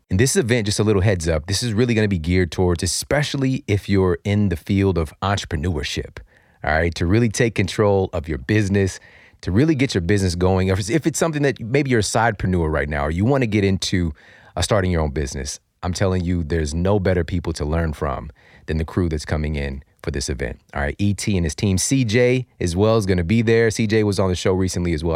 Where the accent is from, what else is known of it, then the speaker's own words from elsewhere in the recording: St. Louis, Missouri, United States; my hometown of Saint Louis